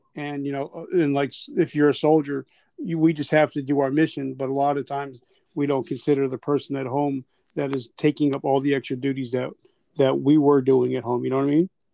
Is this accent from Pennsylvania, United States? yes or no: no; South Carolina, United States; I'm from South Carolina